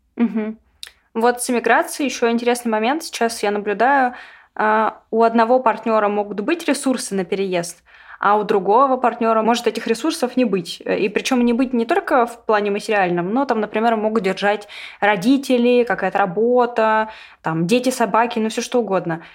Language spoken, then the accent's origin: Russian; Russia; я россиянка